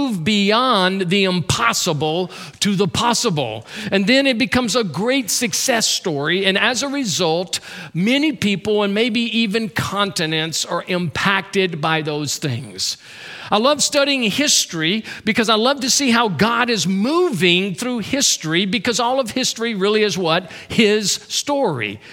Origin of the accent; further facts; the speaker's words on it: Louisiana, United States; That's my home state